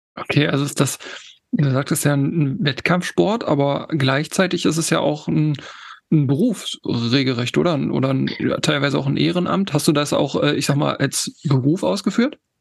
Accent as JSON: {"language": "German", "region": "Harz", "country": "Germany", "moved": "yes", "lives_now": "Hamburg, Germany", "said": "Ich komme ja im Ursprung aus dem Harz, aus da, da wo Tobi halt wohnt. Da ist meine, mein Ursprung und ich lebe jetzt in Hamburg"}